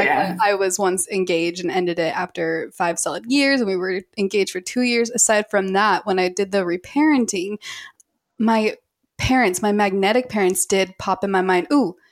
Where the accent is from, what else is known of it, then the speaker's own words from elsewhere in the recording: Utah, United States; I come from Utah